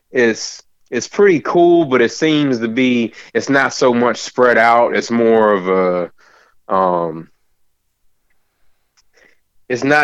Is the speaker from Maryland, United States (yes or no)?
yes; Maryland, United States; also born or lived in California; now in Winchester, United States; I was originally from Maryland, went to California for a little bit and then came back to Kentucky. But I've always lived here in Winchester.